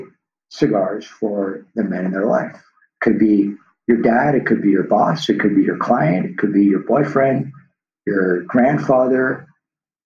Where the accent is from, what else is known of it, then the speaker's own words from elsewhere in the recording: Los Angeles, California, United States; the street I grew up on in Tarzana, California, which is a suburb here